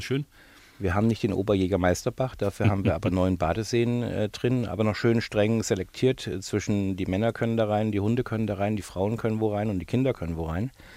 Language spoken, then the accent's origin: German; Bavaria, Germany; now in United Kingdom; dass ich ja immer noch meinen bayerischen deutschen Pass habe